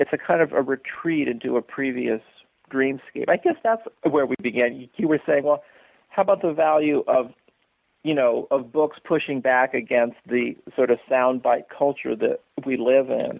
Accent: San Francisco, California, United States; also born or lived in upstate New York; now in Seattle, United States; growing up in San Francisco in the 1960s

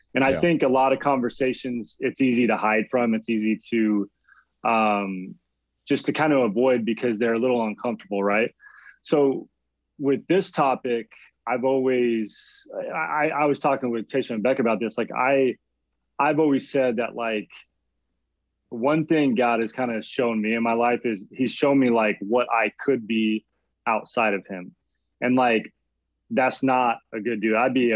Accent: Arizona, United States; moved away as an adult; now in San Diego, United States; I'm originally from Arizona

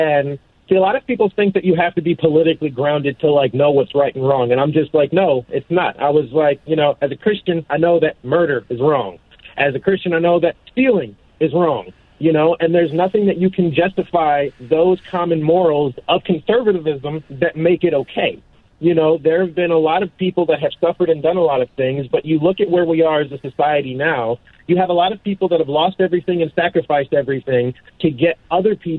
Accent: Vineland, New Jersey, United States; I'm in Vineland, New Jersey. That's my hometown

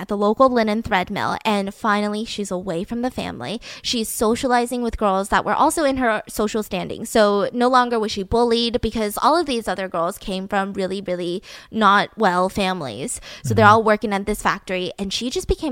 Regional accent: Georgia, United States; moved away; I'm from Georgia

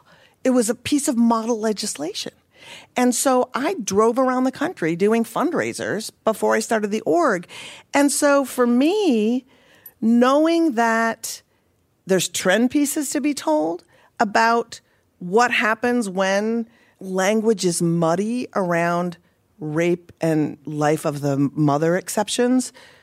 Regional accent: Minnesota, United States; Did I mention I'm from Minnesota?

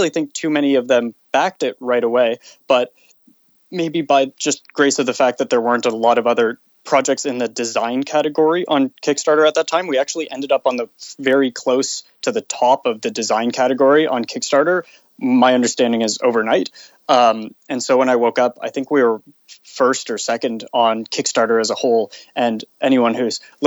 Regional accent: Canada; being Canadian

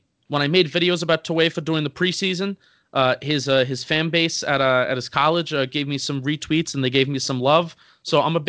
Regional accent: New Jersey, United States; I'm from New Jersey.

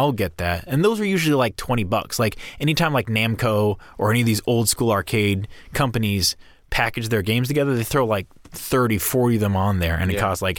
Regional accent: Hingham, Massachusetts, United States; Hingham, Massachusetts, my hometown.

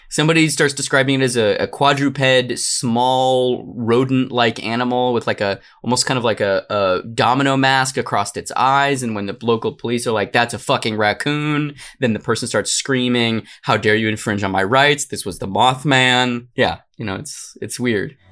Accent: Arizona, United States; I'm from Arizona.

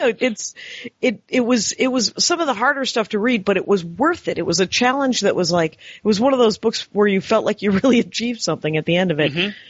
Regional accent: Wisconsin, United States; I'm from Wisconsin.

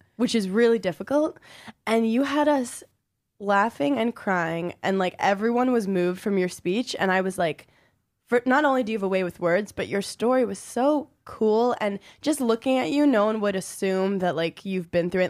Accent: New York City, New York, United States; growing up in Brooklyn and experiencing nine eleven

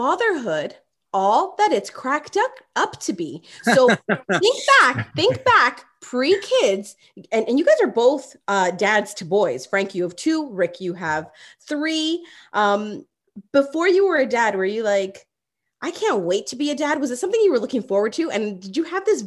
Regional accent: Toronto, Ontario, Canada; I grew up in Rexdale

